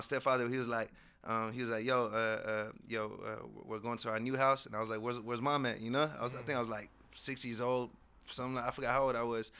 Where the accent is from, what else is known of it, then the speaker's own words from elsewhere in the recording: Morocco; I was born in Morocco.